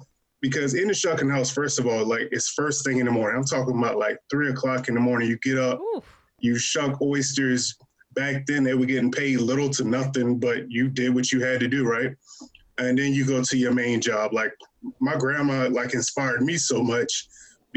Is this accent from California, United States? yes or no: no; Eastern Shore of Virginia, United States; Grew up on the Eastern Shore of Virginia, yep, all my life